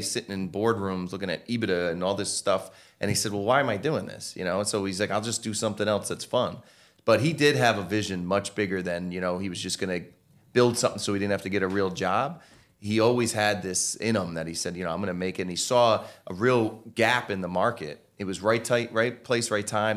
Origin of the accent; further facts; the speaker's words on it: Norwalk, Connecticut, United States; I'm from Norwalk, Connecticut